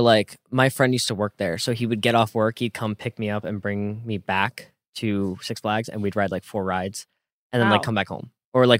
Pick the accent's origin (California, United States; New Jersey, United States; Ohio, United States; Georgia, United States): New Jersey, United States; Jackson; moved away as an adult; now in Los Angeles, United States; I'm from Jackson, which is like right, you know, pretty central-ish, but kind of more toward the coast.